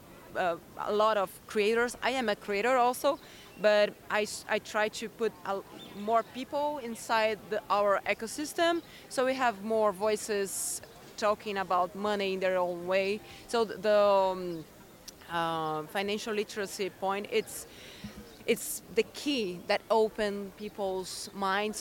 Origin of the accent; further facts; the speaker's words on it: Brazil; I came from Brazil